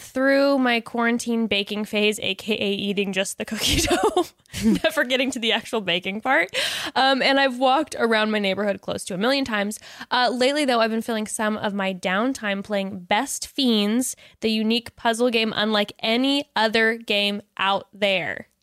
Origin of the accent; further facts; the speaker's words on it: Orange County, Southern California, United States; I grew up in Orange County, um, Southern yeah, Orange County